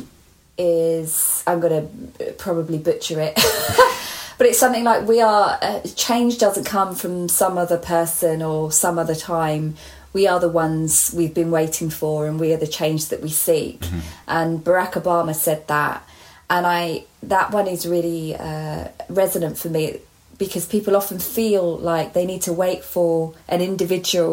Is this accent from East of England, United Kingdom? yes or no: yes; Hertfordshire, East of England, United Kingdom; born or raised there